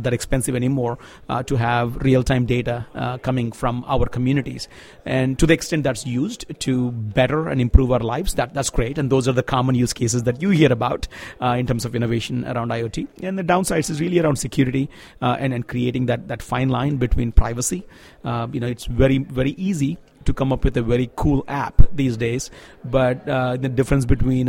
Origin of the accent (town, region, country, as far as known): Andhra Pradesh, India